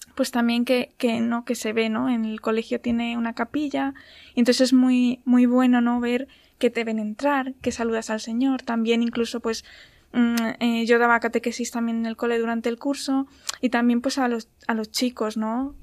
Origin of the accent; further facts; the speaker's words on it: Ávila, Castile and León, Spain; now in Madrid, Spain; soy de, soy de Ávila, pero bueno, estoy trabajando aquí en Madrid